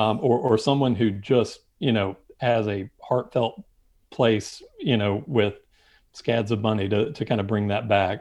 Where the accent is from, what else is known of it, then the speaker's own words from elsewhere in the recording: Winston-Salem, North Carolina, United States; now in Charlotte, United States; I grew up just outside of Winston-Salem, and so that was my home track